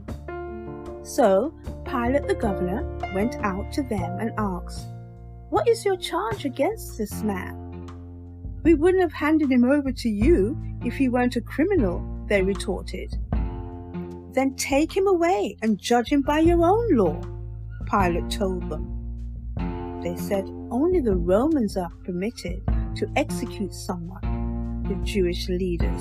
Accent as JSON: {"language": "English", "country": "United Kingdom", "tie": "born or raised there", "said": "I was born here in the UK of Jamaican parentage."}